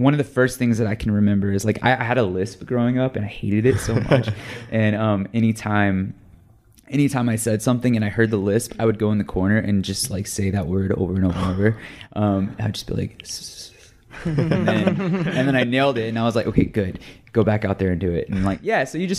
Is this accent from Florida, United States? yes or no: no; Texas, United States; now in Los Angeles, United States; I'm from Texas